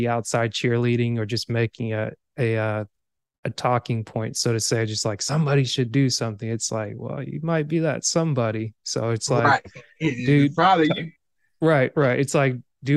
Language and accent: English; Georgia, United States; also born or lived in Cameroon; I grew up in Georgia for the most part, but at the same time, I'm also immigrated to America. Like, this year will be 24 years, 25 years. I'm originally from Cameroon